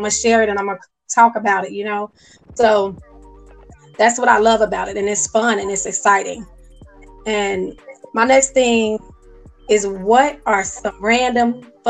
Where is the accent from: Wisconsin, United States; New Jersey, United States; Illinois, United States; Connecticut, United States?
Illinois, United States; Chicago; moved away; because I'm from Chicago